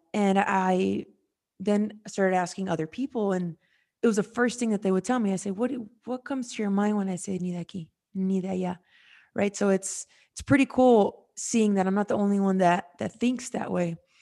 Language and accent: English; United States; I was born in America